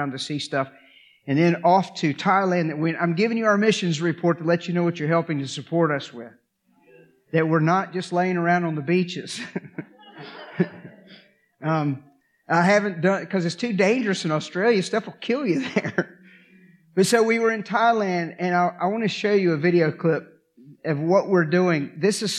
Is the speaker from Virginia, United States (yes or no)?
yes; Augusta County, Virginia, United States; I'm from Augusta County